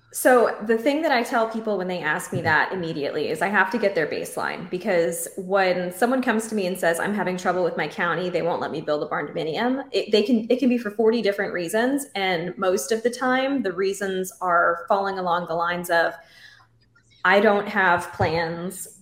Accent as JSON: {"language": "English", "region": "Central Texas", "country": "United States", "moved": "yes", "said": "I'm from Central Texas"}